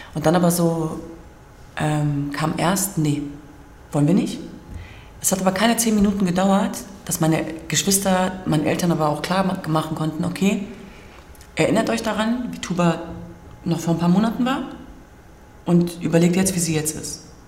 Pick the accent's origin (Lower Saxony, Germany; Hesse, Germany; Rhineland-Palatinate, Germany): Lower Saxony, Germany; Hanover; moved away as an adult; also born or lived in Hamburg; ich komme aus Hannover ursprünglich